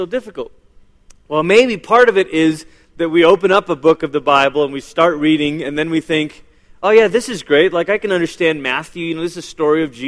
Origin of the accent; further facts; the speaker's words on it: Malaysia; first language English; now in United States; I was born in Malaysia